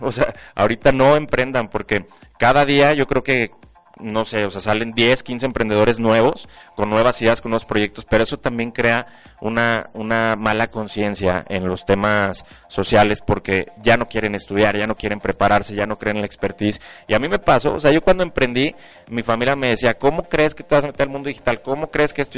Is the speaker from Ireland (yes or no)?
no; León, Guanajuato, Mexico; soy de aquí de León